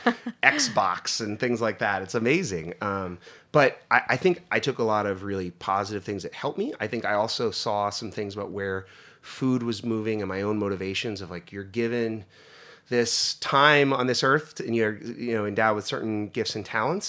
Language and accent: English; Northeast Pennsylvania, United States; moved away; where I grew up in Northeast Pennsylvania